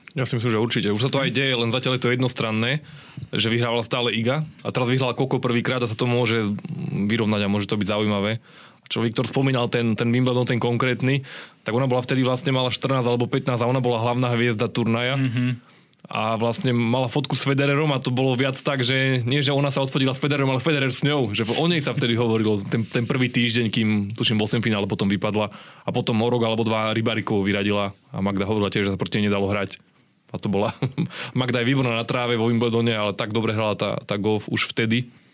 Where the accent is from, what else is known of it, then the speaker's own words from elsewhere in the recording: Slovakia; my Slováci